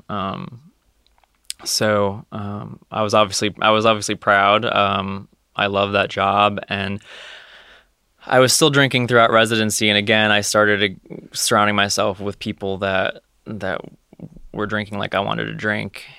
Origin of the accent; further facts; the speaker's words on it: Connecticut, United States; moved away as an adult; now in Ohio, United States; I'm originally from Connecticut